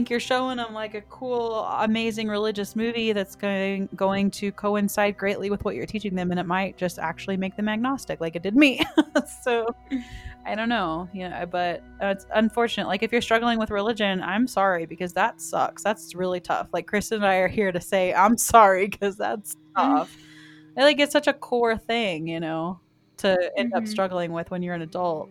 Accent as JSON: {"language": "English", "region": "the South", "country": "United States", "tie": "born or raised there", "said": "I was raised in the South"}